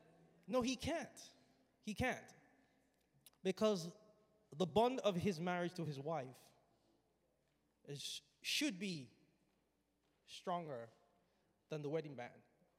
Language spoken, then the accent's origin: English; Nigeria; When I was growing up, I grew up in Nigeria.